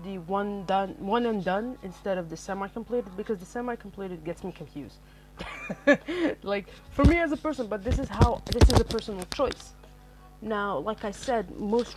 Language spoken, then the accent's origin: English; Algeria; first language Arabic; English is a second language; I am an Algerian in base, my first language is actually Arabic